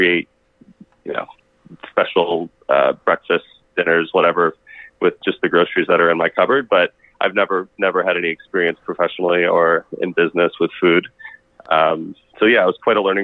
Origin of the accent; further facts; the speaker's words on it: Michigan, United States; also born or lived in Arizona / Los Angeles; now in Phoenix, United States; I grew up in Michigan